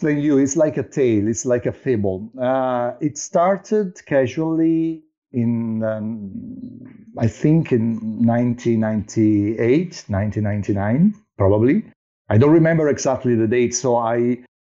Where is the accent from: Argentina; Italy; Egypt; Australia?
Italy; Naples, Campania; I was raised, I was born and raised in Naples.